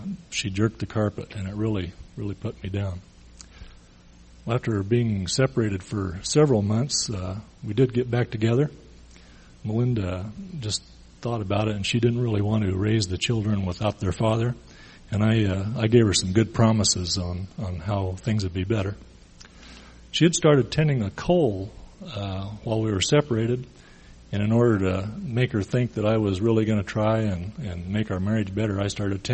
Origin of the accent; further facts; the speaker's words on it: Boise, Idaho, United States; I grew up in Boise